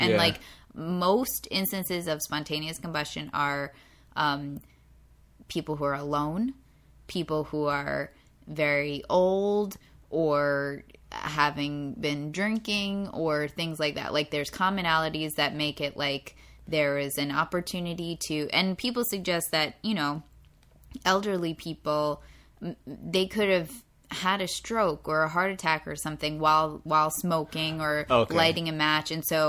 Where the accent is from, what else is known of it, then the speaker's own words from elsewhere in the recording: Ireland; I'm Irish, so we can be racist against Irish people.